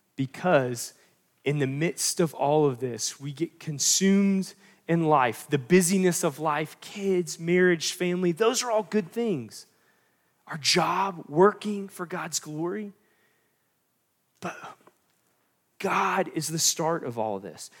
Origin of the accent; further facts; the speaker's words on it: North Carolina, United States; I'm from North Carolina